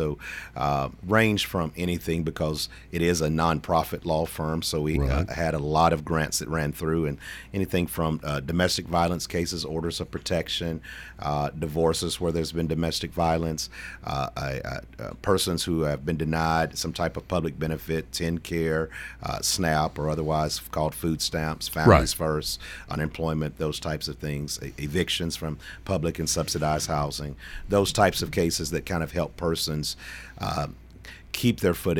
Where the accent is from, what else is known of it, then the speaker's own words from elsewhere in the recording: Shelbyville, Tennessee, United States; I am. I grew up in Bedford County in Shelbyville. Natives there, we call it Shebville.